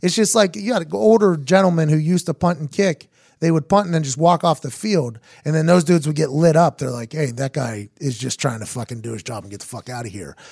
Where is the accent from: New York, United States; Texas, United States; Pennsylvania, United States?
Pennsylvania, United States; Pittsburgh; I'm from Pittsburgh